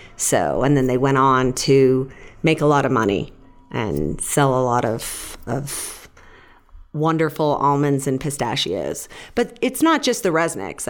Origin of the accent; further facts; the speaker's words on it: Fresno, California, United States; I'm from Fresno. Mark and I went to the same high school